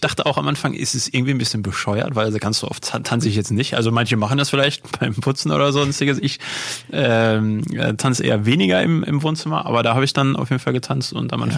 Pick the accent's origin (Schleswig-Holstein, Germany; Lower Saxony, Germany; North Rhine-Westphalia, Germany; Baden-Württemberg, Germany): North Rhine-Westphalia, Germany; Unna; das Stadtfest in Unna aus meiner Heimatstadt